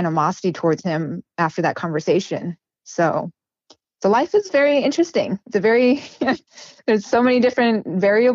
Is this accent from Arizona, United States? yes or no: yes; New River, Arizona, United States; we grew up in New River, if you know where that is, but it's kind of in the middle of nowhere